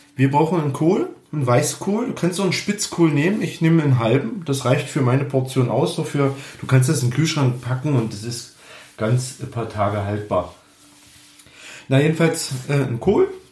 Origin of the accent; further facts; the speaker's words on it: Germany; bei uns in Deutschland